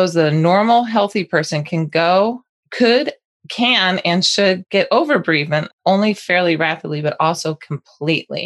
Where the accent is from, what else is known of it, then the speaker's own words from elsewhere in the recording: Colorado, United States; I'm from Colorado.